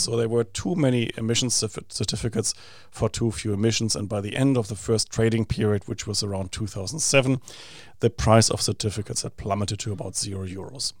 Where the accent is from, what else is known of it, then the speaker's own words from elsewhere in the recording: Essen, North Rhine-Westphalia, Germany; moved away as an adult; now in New Zealand; my hometown of Essen